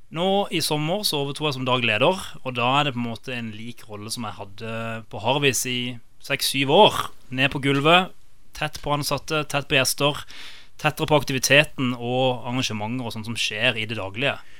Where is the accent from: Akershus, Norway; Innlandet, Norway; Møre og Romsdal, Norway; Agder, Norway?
Agder, Norway; Kristiansand; also born or lived in London; opprinnelig så er jeg fra Fagerholt. Gimletolgutt.